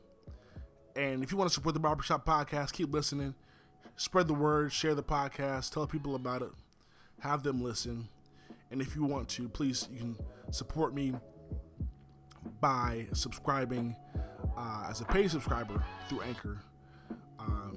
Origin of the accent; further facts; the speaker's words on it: Charlotte, North Carolina, United States; my hometown of Charlotte